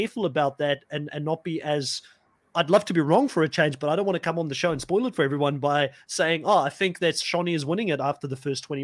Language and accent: English; South Africa; I'm also from South Africa